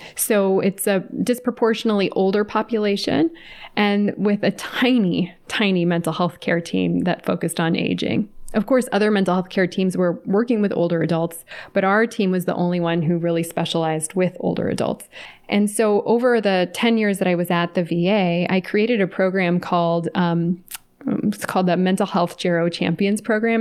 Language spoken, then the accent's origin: English; California, United States; moved away as an adult; now in Atlanta, United States; I was raised in California and then moved to Atlanta, where I live now